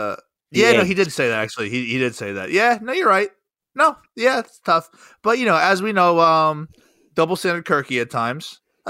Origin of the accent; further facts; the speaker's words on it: New Jersey, United States; I never listened to, you know, WEEI growing up in New Jersey.